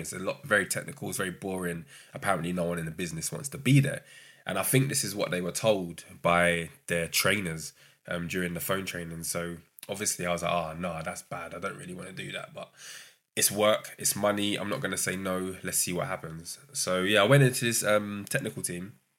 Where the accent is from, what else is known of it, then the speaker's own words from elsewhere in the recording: London, United Kingdom; also born or lived in Brighton; growing up in London, I went to uni in Brighton